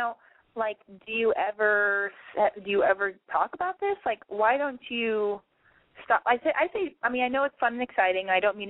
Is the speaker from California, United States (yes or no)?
yes; Los Angeles, California, United States; moved away; also born or lived in London / Tokyo / New York; I was born and raised in Los Angeles, but I've lived in London. I've lived in Tokyo. I've lived in New York. And then I moved back to L.A.